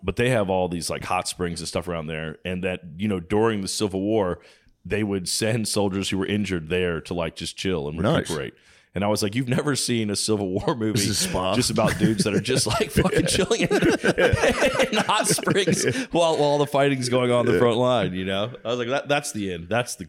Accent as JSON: {"language": "English", "region": "Virginia", "country": "United States", "tie": "born or raised there", "also_born_or_lived": "North Carolina / Los Angeles", "moved": "as an adult", "said": "I grew up in Virginia and then went to college in North Carolina, then lived in LA for almost 20 years and then moved here, I guess, around 2017."}